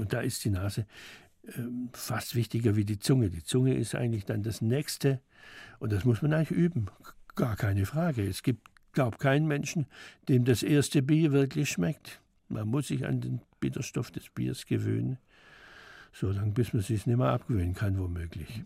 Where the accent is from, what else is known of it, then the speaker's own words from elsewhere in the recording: Schwäbisch Gmünd, Baden-Württemberg, Germany; moved away as an adult; now in Stuttgart, Germany; in Schwäbisch Gmünd war das, da war ich 18 Jahre lang in meinem Heimatort